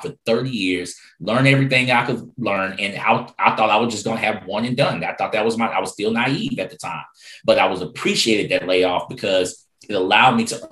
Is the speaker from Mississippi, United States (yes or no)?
no; Houston, Texas, United States; I grew up in Third Ward, Houston, Texas, to be exact